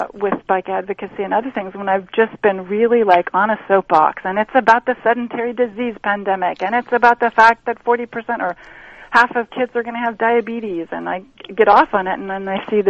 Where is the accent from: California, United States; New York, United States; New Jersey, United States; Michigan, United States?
California, United States; Long Beach; my hometown where I was born